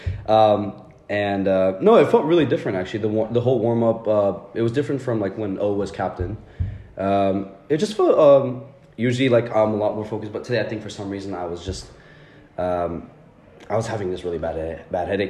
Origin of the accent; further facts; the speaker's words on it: Texas, United States; moved away as an adult; now in England, United Kingdom; I am coming from Texas, from America. I'm currently here for uni.